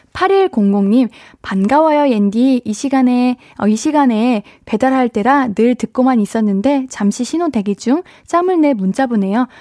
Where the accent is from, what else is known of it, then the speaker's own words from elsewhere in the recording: Seoul Capital Area, South Korea; 저는 에, 수도권.